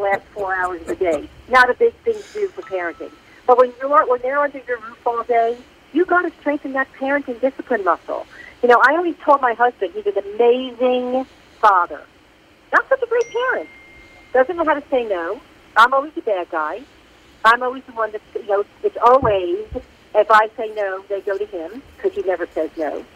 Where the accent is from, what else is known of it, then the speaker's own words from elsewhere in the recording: New York, United States; accent: North Jersey; now in Atlanta, United States; I'm from New York, but I live in Atlanta.